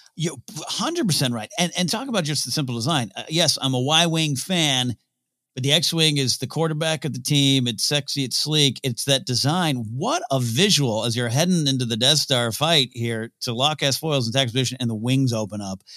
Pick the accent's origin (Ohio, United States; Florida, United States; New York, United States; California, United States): California, United States; Central Coast of; I grew up in Central Coast of California, which, uh, you know, close to L A, close to San Francisco